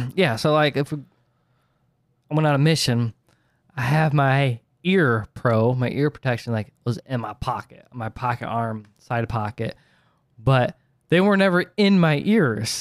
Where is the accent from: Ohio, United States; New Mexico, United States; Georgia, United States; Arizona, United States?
Ohio, United States